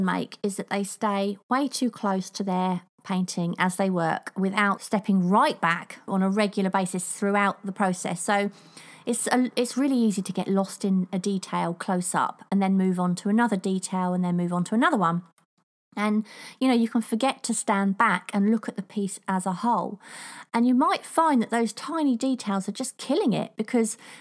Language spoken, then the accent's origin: English; United Kingdom; accent: cross between Queen's English and Cockney (Estuary); there's an actual name for my accent. Can't remember what it's called now, but apparently it's a cross between the Queen's English and Cockney.